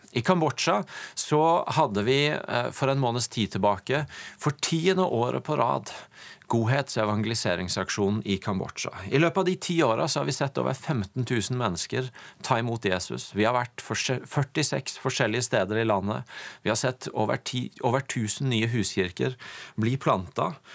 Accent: Tvedestrand, Agder, Norway; kjøkkenbordet jeg fikk lov til å vokse opp i i min familie hjemme i Tvedestrand

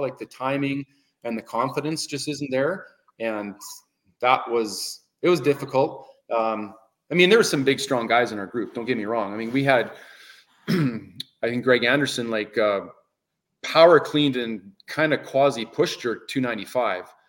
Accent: Canada; I love the change of seasons that we have in Canada

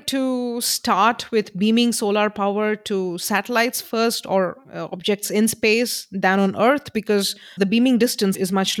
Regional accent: India; I come from India

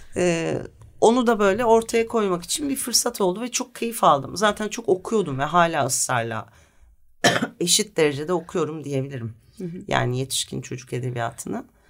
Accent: Bursa, Turkey; also born or lived in Leverkusen, Germany; Ama sonra Bursa'ya gelmişiz. Ben 4 yaşındayken falan Bursa'da büyüdüm. Bursalıyım

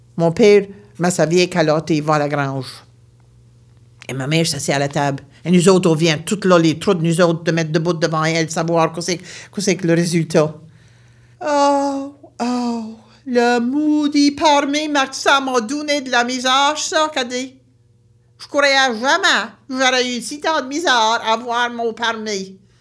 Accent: St. Mary's Bay, Nova Scotia, Canada; Je viens de Nouvelle-Écosse, une région appelée la baie Sainte-Marie

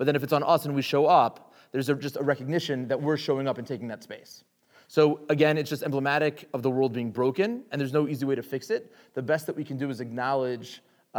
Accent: Richmond, Virginia, United States; I grew up in Richmond, Virginia, in the South

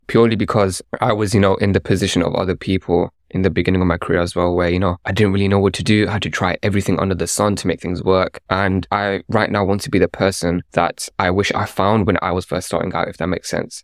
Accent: London, United Kingdom; I grew up in London

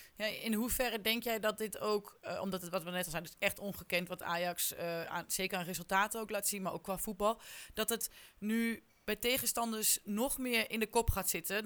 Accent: Haaksbergen, Overijssel, Netherlands; want ik kom ook uit Haaksbergen

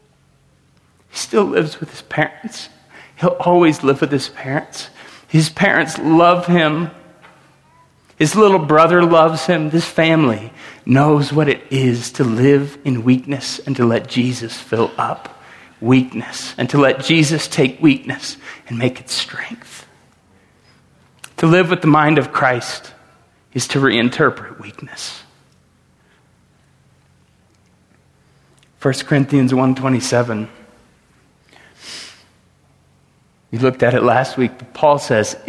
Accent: Tulsa, Oklahoma, United States; I grew up in Tulsa, Oklahoma, at 101st and Memorial

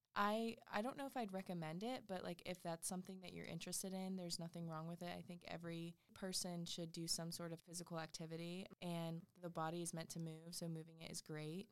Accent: Wilmington, United States; my hometown right outside of Wilmington.

